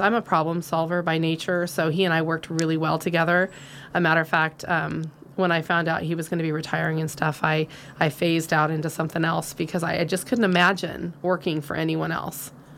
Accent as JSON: {"language": "English", "area": "Nevada County", "region": "California", "country": "United States", "tie": "born or raised there", "also_born_or_lived": "Penn Valley, California", "said": "I was born and raised here. Actually, the fourth generation of my family to live here."}